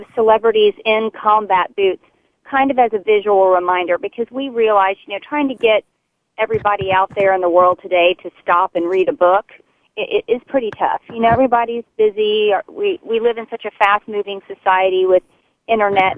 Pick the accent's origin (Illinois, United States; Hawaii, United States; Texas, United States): Texas, United States; a Texan